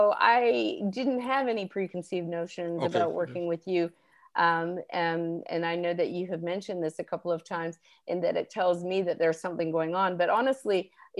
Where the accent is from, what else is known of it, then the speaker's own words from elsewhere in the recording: Canada; moved away as an adult; now in New Orleans, United States; I grew up in Canada in the 70s or 80s